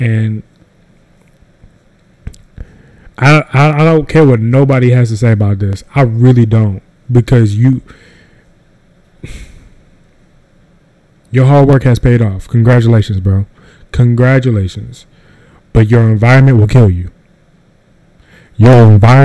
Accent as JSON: {"language": "English", "region": "North Carolina", "country": "United States", "said": "I'm from North Carolina"}